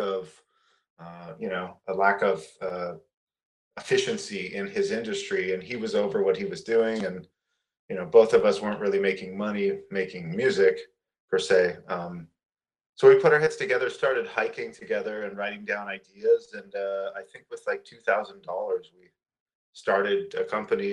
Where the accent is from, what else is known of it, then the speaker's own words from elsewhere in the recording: Toronto, Ontario, Canada; moved away as an adult; now in Los Angeles, United States; growing up in Toronto and the suburbs of Toronto